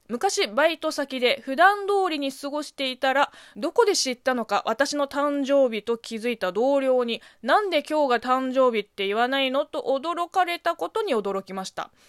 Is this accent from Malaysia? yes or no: no; China; moved away; 中国生まれ、中国育ちの私